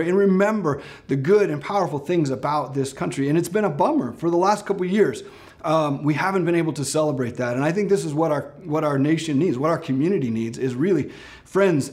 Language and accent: English; Ashland, United States; I grew up in Ashland, and if you know, Ashland's famous for having the 4th of July parade.